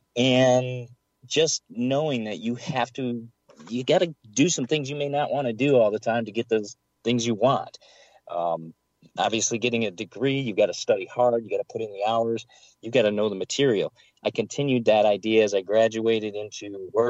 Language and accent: English; Michigan, United States; I grew up in Michigan